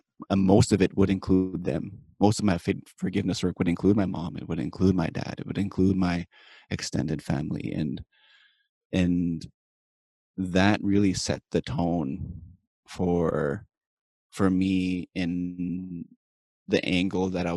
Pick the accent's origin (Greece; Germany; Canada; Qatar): Canada; Cree Nation, Saskatchewan; I'm from Pamaker Cree Nation, which is in the prairies of Saskatchewan, the prairies of Canada. And I was raised here